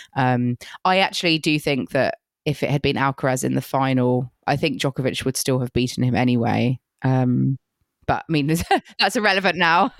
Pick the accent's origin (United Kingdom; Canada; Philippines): United Kingdom; being very British that I am